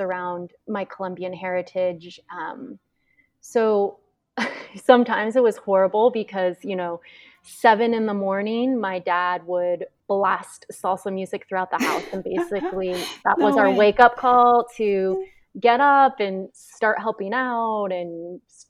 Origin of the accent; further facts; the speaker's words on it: Tacoma, Washington, United States; moved away as an adult; I grew up in Tacoma, Washington, and which is in the Pacific Northwest